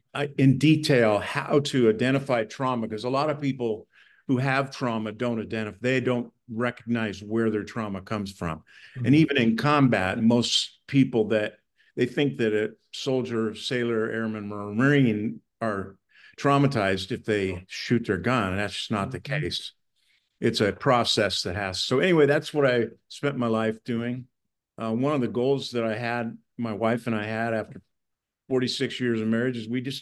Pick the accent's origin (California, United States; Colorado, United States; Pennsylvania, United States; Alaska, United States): California, United States; Hey, nobody wants to know I'm from California.